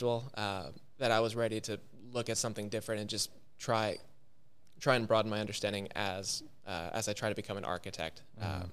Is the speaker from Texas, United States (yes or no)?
yes; outside of Austin, Texas, United States; growing up outside of Austin